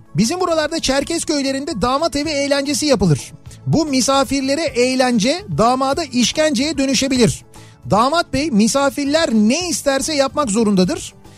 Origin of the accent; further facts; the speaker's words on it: Istanbul, Turkey; bir İstanbullu olarak